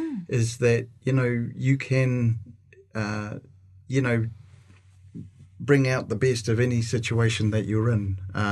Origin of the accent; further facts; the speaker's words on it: Auckland, New Zealand; North of Auckland.